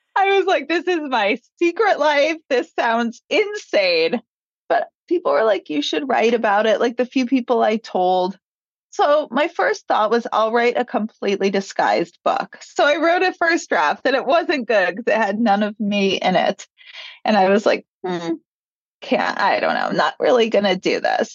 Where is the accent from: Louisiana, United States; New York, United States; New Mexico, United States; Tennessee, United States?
New York, United States; also born or lived in Los Angeles; I grew up in New York